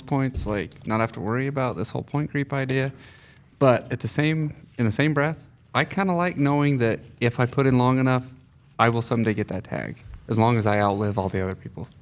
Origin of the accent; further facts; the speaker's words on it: Fillmore, Utah, United States; I grew up in Fillmore